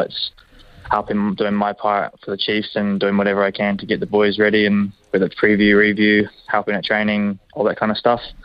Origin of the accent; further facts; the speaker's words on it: Hamilton, Waikato, New Zealand; growing up, born here